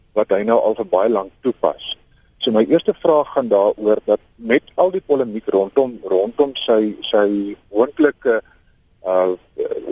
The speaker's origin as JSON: {"language": "Afrikaans", "country": "South Africa", "said": "ons as Suid-Afrikaners"}